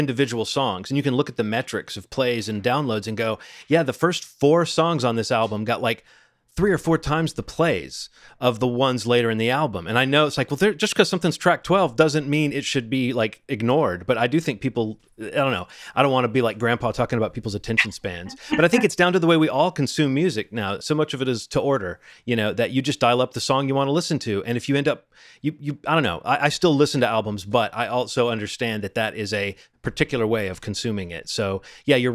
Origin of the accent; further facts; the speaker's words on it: Birmingham, Alabama, United States; when I was a kid growing up in Birmingham, Alabama